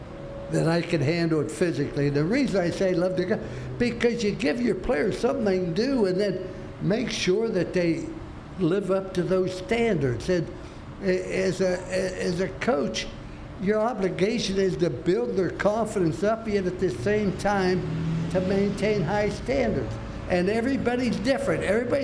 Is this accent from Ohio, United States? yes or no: yes; Ohio, United States; now in Florida, United States; I came from Ohio.